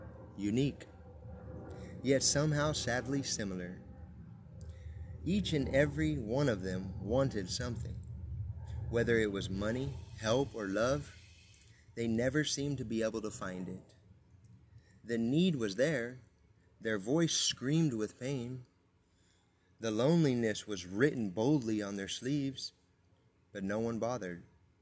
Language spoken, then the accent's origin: English; San Bernardino, California, United States; I was born and raised in San Bernardino, California, where the Santa Fe Railroad splits the city in two. I moved around a lot, but the west side always had my heart.